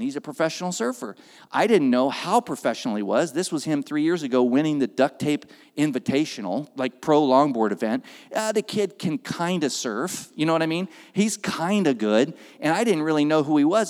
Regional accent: Oakland, California, United States; also born or lived in Castro Valley, California; now in Santa Cruz, United States; I was raised in Oakland.

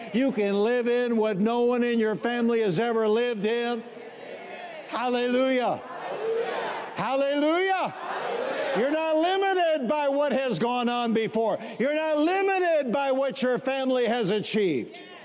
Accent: Warren, Michigan, United States; also born or lived in Highland Park, Michigan; After we moved from Highland Park, Michigan to the suburbs, Warren, Michigan, I grew up in a house of only 1,089 square feet

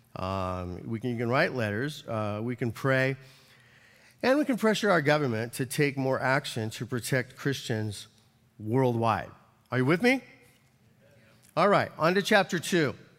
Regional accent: United States; as an American

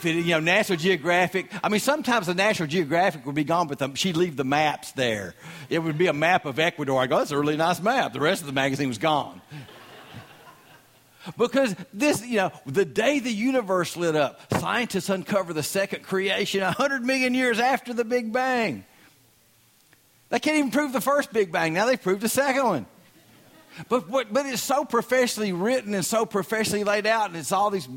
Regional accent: Southern US, United States; accent: Southern

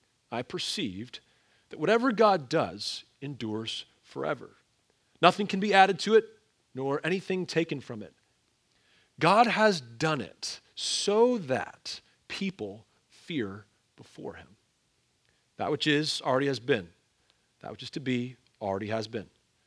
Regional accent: Ontario, Canada; also born or lived in Pennsylvania, United States / Wisconsin, United States; I mean, I grew up in the North, both in Ontario, Canada, and then in Pennsylvania, went to school in northern Wisconsin.

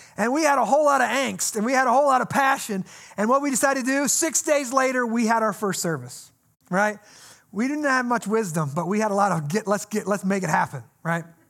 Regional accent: United States; I grew up here in the Quad Cities in a Christian home

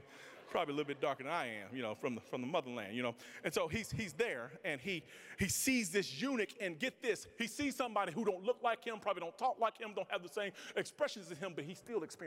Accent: Mississippi, United States; I'm from Mississippi.

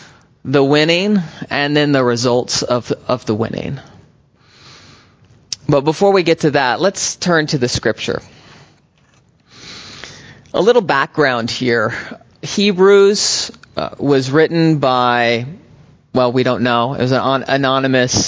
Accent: United States; moved away as an adult; also born or lived in Texas / Oklahoma / Berkeley, California; I'm a boy and then a young man growing up in Texas and Oklahoma

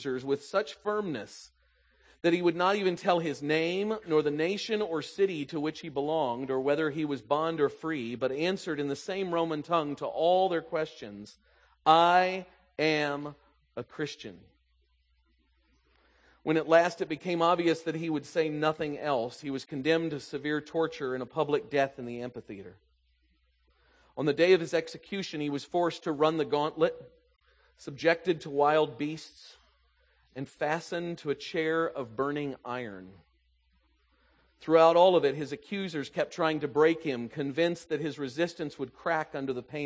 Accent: the South, United States; moved away; I grew up in the South

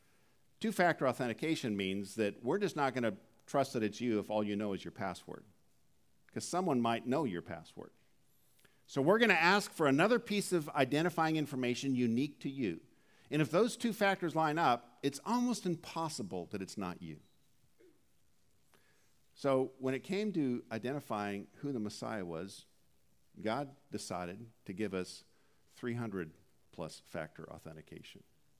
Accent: Dallas, Oregon, United States; also born or lived in Jamestown, North Dakota / Cairnport, Saskatchewan; I was born in Jamestown, North Dakota. We then moved to Cairnport, Saskatchewan. See if you can find that on a map. Then we moved to Dallas, Oregon, where I graduated from high school.

